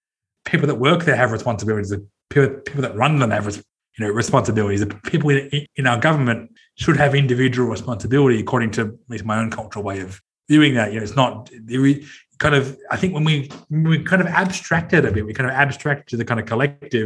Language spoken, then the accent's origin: English; Sydney, New South Wales, Australia; I'm from Sydney. I grew up in Sydney